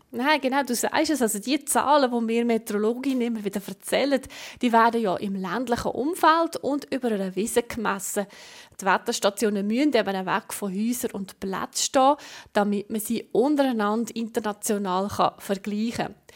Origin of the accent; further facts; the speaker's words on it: Switzerland; bei uns in der Schweiz